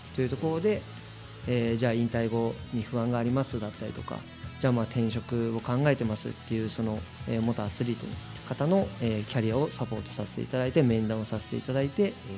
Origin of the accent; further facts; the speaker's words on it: Shizuoka, Japan; 静岡県清水に、えー、6人兄弟の末っ子として生まれた